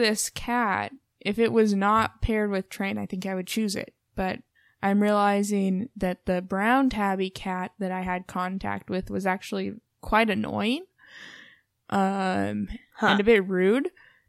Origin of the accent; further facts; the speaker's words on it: Portland, Oregon, United States; being from Portland, we're from the Valley, the Willamette Valley.